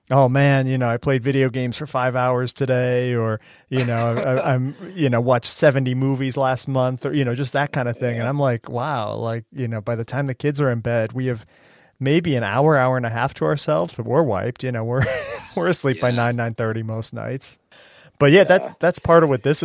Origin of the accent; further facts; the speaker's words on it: Cleveland, Ohio, United States; also born or lived in Kansas City; now in Boston, United States; I grew up in Cleveland and spent some time in Kansas City before coming to Boston.